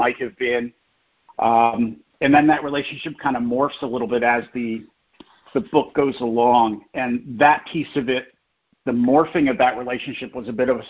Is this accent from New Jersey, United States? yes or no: yes; New Jersey, United States; I grew up in New Jersey, so I was right across the river from Philly